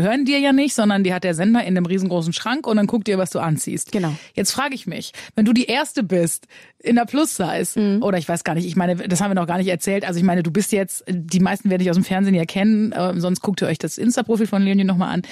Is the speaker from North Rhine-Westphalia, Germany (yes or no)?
yes; Münsterland, North Rhine-Westphalia, Germany; Wir kommen ja beide aus dem Münsterland